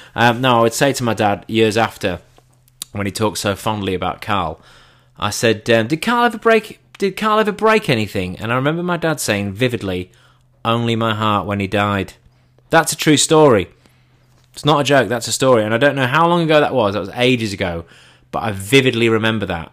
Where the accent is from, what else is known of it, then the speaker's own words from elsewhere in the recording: England, United Kingdom; I'm English.